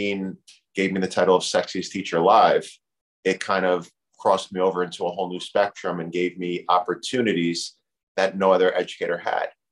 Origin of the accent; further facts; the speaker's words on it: Union, New Jersey, United States; I grew up in Union